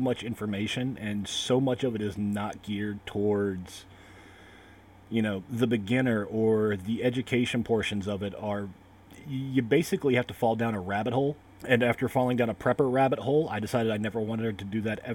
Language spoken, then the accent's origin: English; North Carolina, United States; also born or lived in Salem, Massachusetts; my family moved here when I was 5